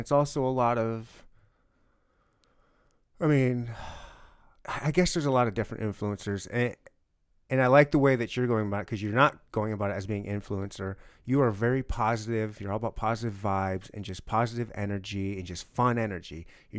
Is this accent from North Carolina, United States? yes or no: no; Michigan, United States; And we would have, and I grew up in Michigan, and we would have family reunions every summer